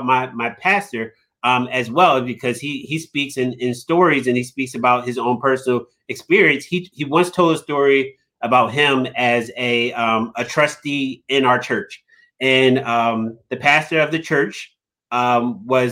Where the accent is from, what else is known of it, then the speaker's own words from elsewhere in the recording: Philadelphia, Pennsylvania, United States; I'm from South Philly, so I got this South Philly swagger and this South Philly grit, and I'm this tough kid from South Philly